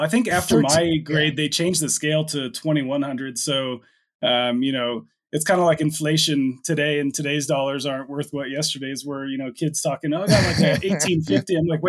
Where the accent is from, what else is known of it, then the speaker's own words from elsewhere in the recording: Plano, Texas, United States; moved away as an adult; now in Denver, United States; I grew up in Plano, Texas